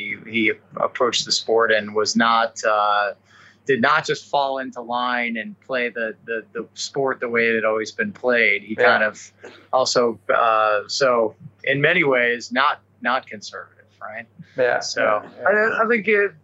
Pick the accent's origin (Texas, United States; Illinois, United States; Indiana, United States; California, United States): Illinois, United States; Chicago; I grew up in the Chicago area